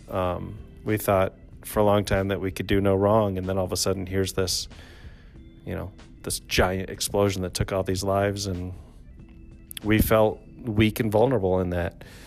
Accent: Traverse City, Michigan, United States; also born or lived in Grand Rapids, Michigan; I was born in Grand Rapids but raised in Traverse City

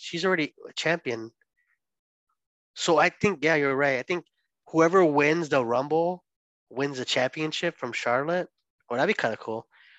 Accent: Durango, Mexico; I'm from Durango too.

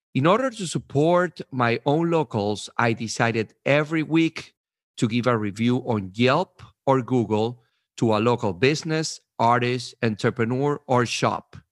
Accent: Venezuela; also born or lived in New York/New Jersey, United States; now in New Jersey, United States; I am originally from Venezuela, and I have been living in New York, New Jersey for the last seventeen years.

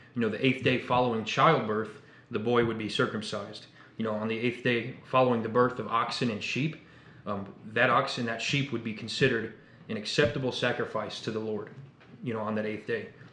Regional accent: Indiana, United States; now in Texas, United States; I'm 21. I'm from Indiana

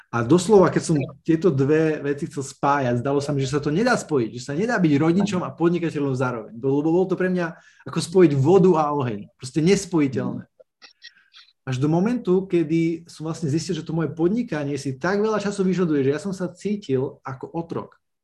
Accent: Snina, Prešov Region, Slovakia; pochádzam z malého mesta Snina na východe Slovenska.

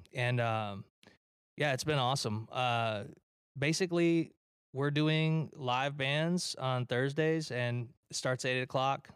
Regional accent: Detroit, Michigan, United States; I'm from Detroit, Michigan

